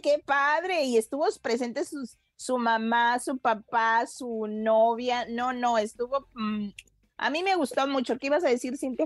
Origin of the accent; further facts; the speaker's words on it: Guadalajara, Jalisco, Mexico; now in Mexico City, Mexico; en mi tierra, gracias. En Guadalajara.